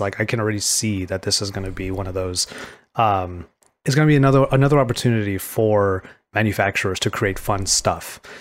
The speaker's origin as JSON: {"language": "English", "region": "California", "country": "United States", "said": "as a Californian"}